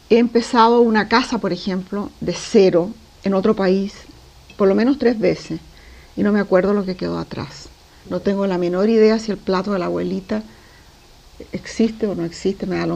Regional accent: Lima, Peru; born there; also born or lived in Chile; Nací en Lima, mi padre abandonó a mi madre, nos vinimos a Chile, después mi mamá se casó con un diplomático, fuimos viajando por el mundo.

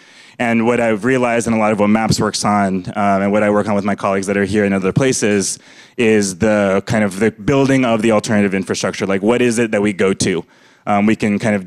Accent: Fresno, California, United States; I was born in Fresno, California

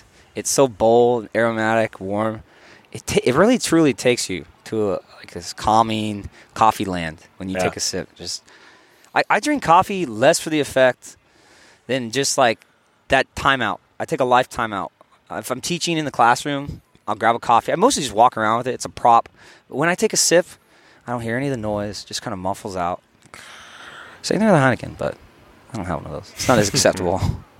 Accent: California, United States; guys, I'm SoCal. I was born SoCal.

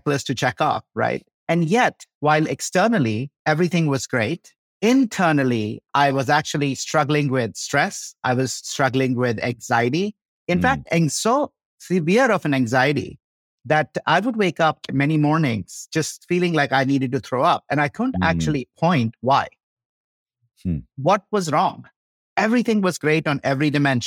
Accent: India; moved away as an adult; also born or lived in Chicago, United States / Boulder, United States; now in Colorado, United States; I grew up in India

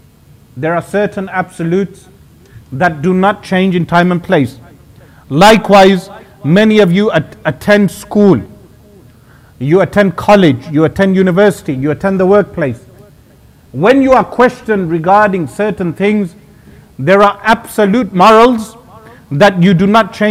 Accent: United Kingdom; born there; A Muslim who carries a British passport. A Muslim who was born in Britain. In this sense, I am British.

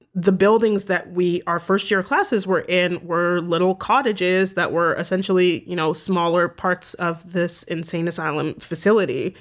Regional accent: Toronto, Ontario, Canada; I grew up in Toronto

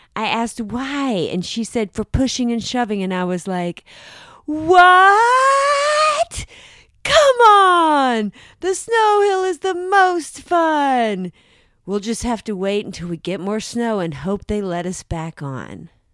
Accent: South Carolina, United States; I grew up in South Carolina

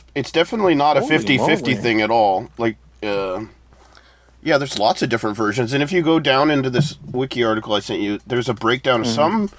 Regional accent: United States; you know, we're American.

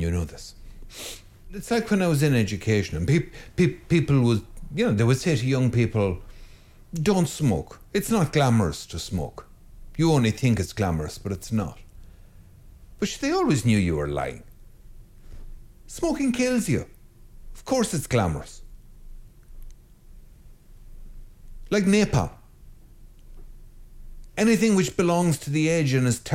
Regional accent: Ireland; I'm Irish

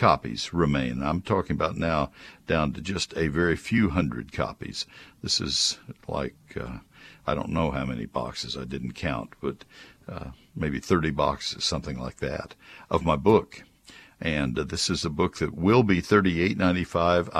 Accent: Texas, United States; I grew up in Texas

